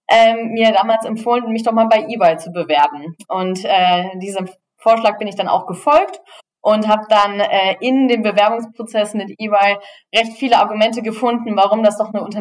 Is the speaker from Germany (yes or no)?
yes; Germany; moved away as an adult; now in Switzerland; wie man hören kann, komme ich aus Deutschland, lebe aber schon seit zehn Jahren in der Schweiz. Ich äh, damals entschieden, mein VWL-Studium in Zürich zu beginnen